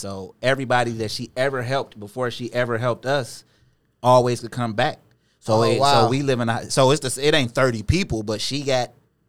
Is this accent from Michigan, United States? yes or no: yes; Inkster, Michigan, United States; also born or lived in Westland, Michigan; We grew up in Inkster, and my grandma lived in Westland, which we would go to Taylor schools. In eighth grade, we got kicked out and had to go to Inkster schools.